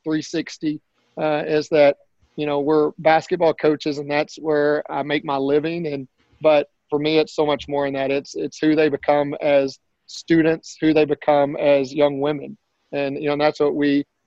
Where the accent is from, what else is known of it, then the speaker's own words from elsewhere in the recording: Spur, Texas, United States; moved away; I grew up in Spur, Texas, and it's a small town outside of Lubbock